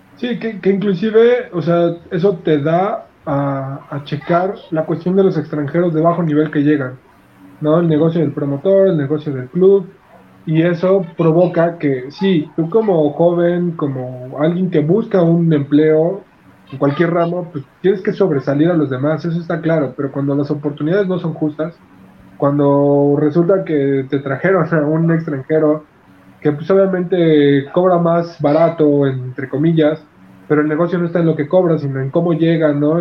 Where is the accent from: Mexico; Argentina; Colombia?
Mexico; nosotros como mexicanos